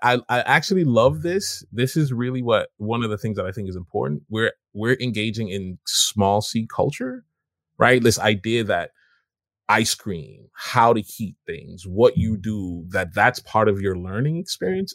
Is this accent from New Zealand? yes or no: no; Jamaica; now in United States; as a Jamaican immigrant